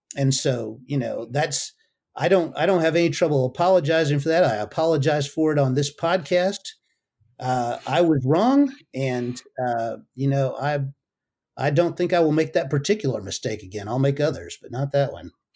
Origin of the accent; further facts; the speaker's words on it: United States; I'm an American